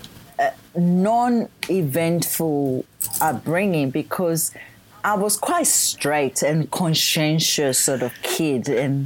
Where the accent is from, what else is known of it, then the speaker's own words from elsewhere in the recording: Ghana; English is a second language; moved away as an adult; now in Australia; Yeah, so I was born in Ghana, West Africa.